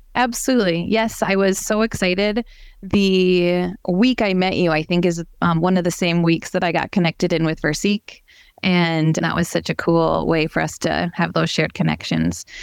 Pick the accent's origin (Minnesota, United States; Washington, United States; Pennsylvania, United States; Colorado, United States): Minnesota, United States; Brainerd; now in Rogers, United States; I grew up in the Brainerd Lakes area